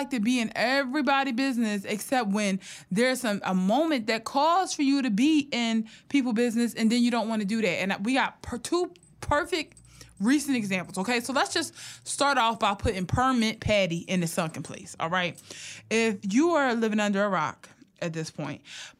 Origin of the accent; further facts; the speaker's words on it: Philadelphia, Pennsylvania, United States; I'm from right there. I have family on Diamond Street